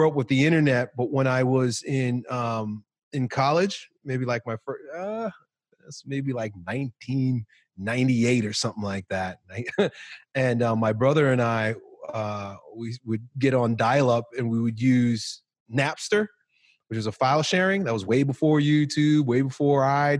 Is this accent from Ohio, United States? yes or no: no; Long Island, New York, United States; growing up in Long Island, New York